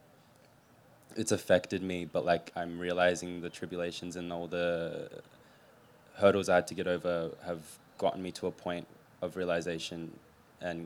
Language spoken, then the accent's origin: English; Adelaide, South Australia, Australia; also born or lived in Philadelphia, United States; now in Melbourne, Australia; I was born in Philly, but I grew up in Adelaide and moved here